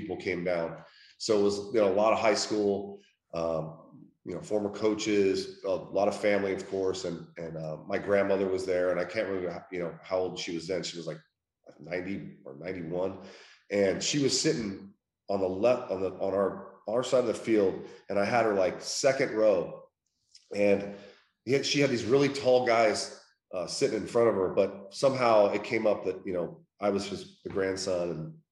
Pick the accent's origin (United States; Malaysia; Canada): United States; Sacramento, California; I grew up in Sacramento going to Dusty Baker's baseball camps all the time, me and my brother.